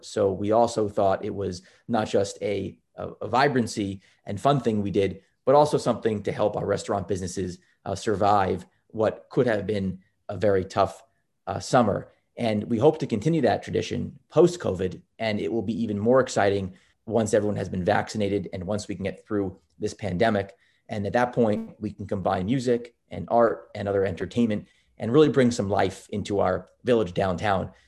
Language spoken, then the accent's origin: English; Roslyn, New York, United States; moved away as an adult; also born or lived in Boston; now in Southampton, United States; I did grow up, uh, grow up on Long Island in, uh, in a town called Roslyn, uh, in Nassau County